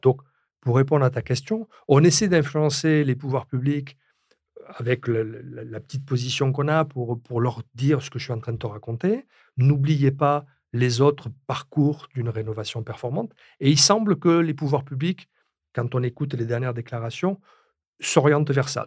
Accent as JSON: {"language": "French", "country": "France", "said": "chez nous en France"}